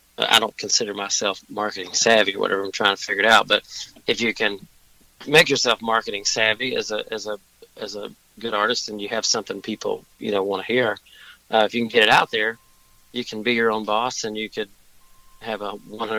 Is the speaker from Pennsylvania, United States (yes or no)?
no; Bowling Green, Kentucky, United States; moved away as an adult; also born or lived in Nashville, Tennessee / Louisville, Kentucky / Chicago, Illinois; now in Los Angeles, United States; I grew up in Southern Kentucky in Bowling Green, Kentucky